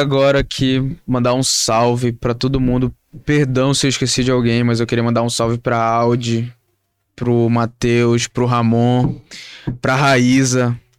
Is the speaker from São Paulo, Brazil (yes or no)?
no; Manaus, Amazonas, Brazil; a gente é do norte, a gente é de Manaus